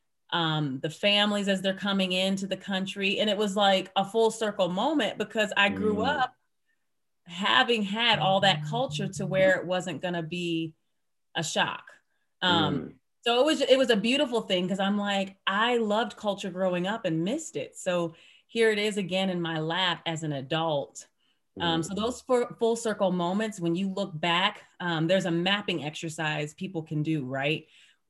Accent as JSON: {"language": "English", "town": "Lorain", "region": "Ohio", "country": "United States", "tie": "born or raised there", "also_born_or_lived": "Utah", "moved": "as an adult", "lives_now": "Salt Lake City, United States", "said": "I grew up in Lorain, Ohio"}